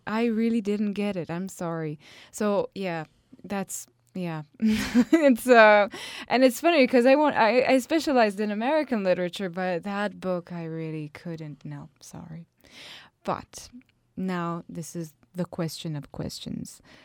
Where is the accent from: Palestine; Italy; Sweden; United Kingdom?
Italy; I come from Italy